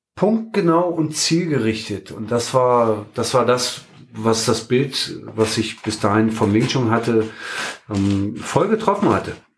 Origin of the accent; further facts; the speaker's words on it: Berlin, Germany; now in Hannover, Germany; ich komme ja gebürtig aus Berlin